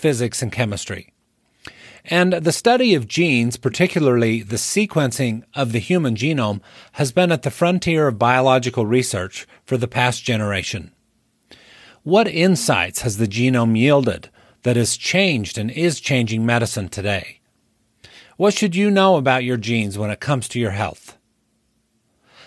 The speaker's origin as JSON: {"language": "English", "town": "St. George", "region": "Utah", "country": "United States", "tie": "born or raised there", "moved": "as an adult", "said": "St. George, Utah, which happens to be my hometown and where I've been living again the past few years."}